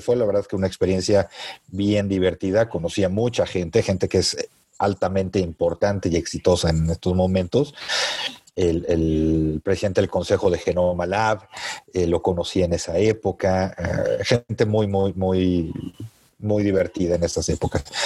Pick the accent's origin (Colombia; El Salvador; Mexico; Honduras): Mexico; como buen mexicano, ¿no? Tienes tus raíces bien puestas en México y amas a tu país